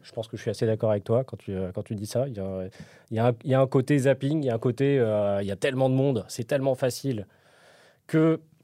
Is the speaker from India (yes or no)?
no; Paris, Île-de-France, France; je suis parisien